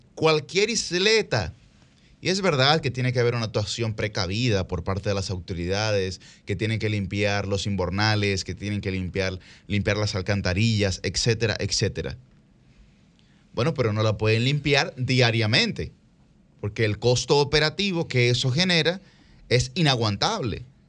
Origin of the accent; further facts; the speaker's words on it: Santo Domingo, Distrito Nacional, Dominican Republic; Todos nosotros somos del Distrito Nacional